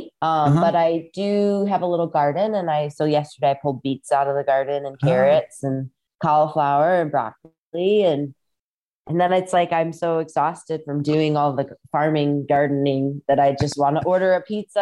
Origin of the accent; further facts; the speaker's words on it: Rock Island, Illinois, United States; moved away; also born or lived in Southern California; I grew up in Rock Island, Illinois, which is right on the Mississippi River across from Iowa.